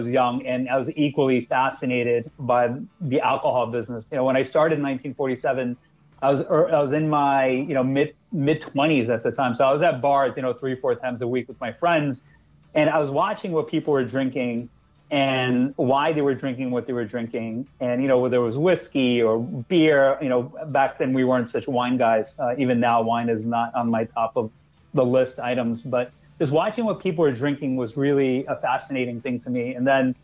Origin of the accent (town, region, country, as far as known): New York City, New York, United States; born or raised there; moved away as an adult; now in New Jersey, United States